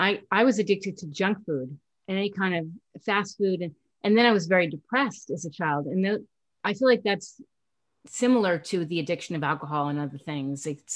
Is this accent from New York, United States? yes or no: yes; New York City, New York, United States; I grew up in Manhattan.